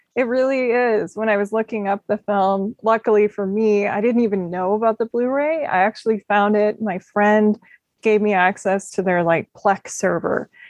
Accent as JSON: {"language": "English", "town": "Minneapolis", "region": "Minnesota", "country": "United States", "tie": "born or raised there", "said": "I grew up in Minneapolis area"}